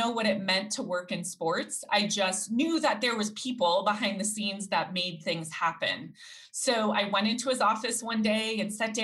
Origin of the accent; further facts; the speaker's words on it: Denver, Colorado, United States; was born and raised here in Colorado